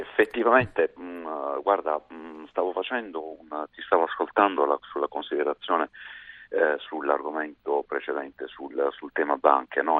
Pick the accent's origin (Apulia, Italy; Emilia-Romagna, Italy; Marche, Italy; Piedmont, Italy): Apulia, Italy; da pugliese